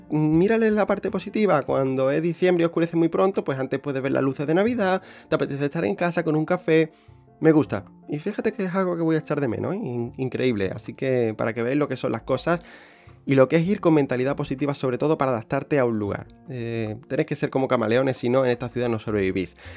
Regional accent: about 90 km from Seville, Andalusia, Spain; moved away as an adult; now in London, United Kingdom; voy a vivir creo que una temporada en, mi pueblo, donde, donde nací y demás, donde he, llevado, donde he pasado 23 años de mi vida

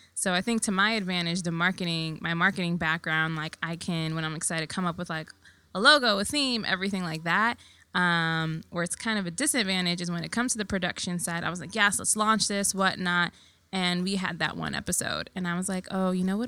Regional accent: New York City, New York, United States; I was born and raised in Queens

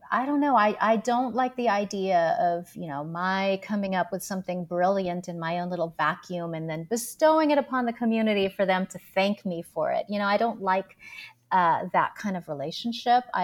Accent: Philippines; why am I here as a Filipina in this place?

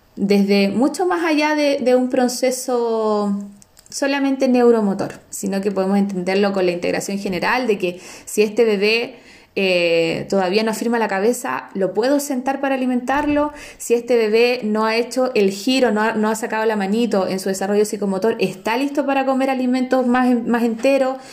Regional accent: San Felipe, Valparaíso, Chile; soy de Heidi Town, soy de San Felipe

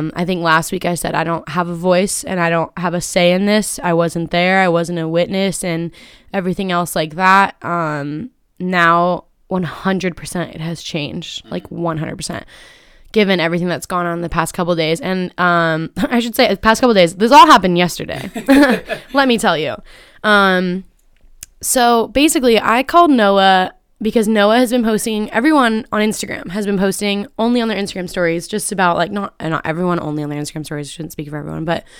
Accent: Carlsbad, California, United States; I'm from Carlsbad

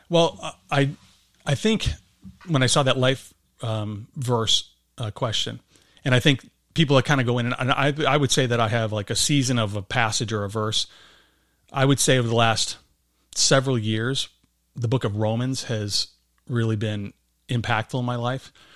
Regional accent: Berwyn, Illinois, United States; I grew up in, uh, Berwyn, Illinois, so not too far from here

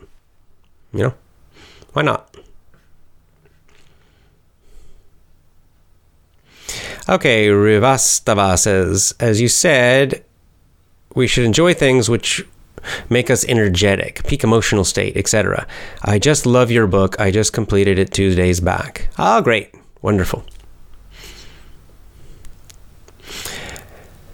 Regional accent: the South, United States; I was raised in the South in the United States

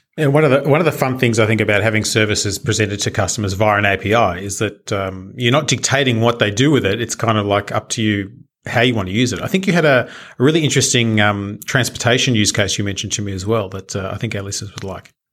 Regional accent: Australia; being Australian, we do have our own pronunciation of different things

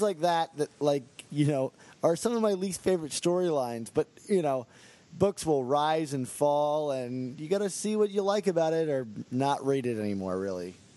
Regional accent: Baltimore, Maryland, United States; I'm actually from the Baltimore area

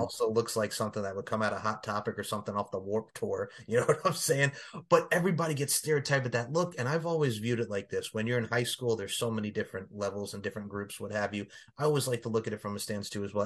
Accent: Long Island, New York, United States; growing up on Long Island, we had the New York Wrestling Connection

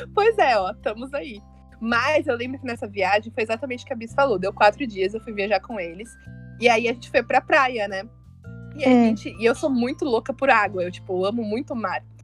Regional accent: Atibaia, São Paulo, Brazil; eu nasci em São Paulo, mas eu fui morar em Atibaia

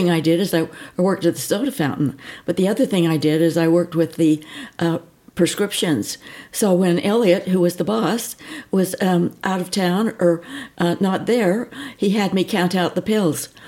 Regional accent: Manti, Utah, United States; also born or lived in Newport Beach, California; I was born in Manti and grew up in Manti

